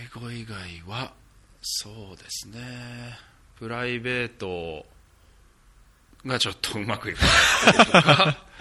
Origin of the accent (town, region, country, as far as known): Japan; moved away